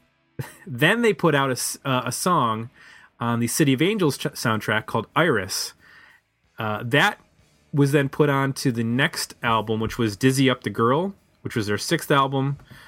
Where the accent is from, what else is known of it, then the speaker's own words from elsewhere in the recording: Buffalo, New York, United States; moved away; I'm from Buffalo